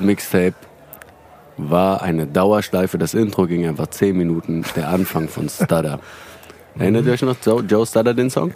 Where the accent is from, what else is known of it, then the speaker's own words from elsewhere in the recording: Hanau, Hesse, Germany; now in Frankfurt, Germany; Hanauer Jungs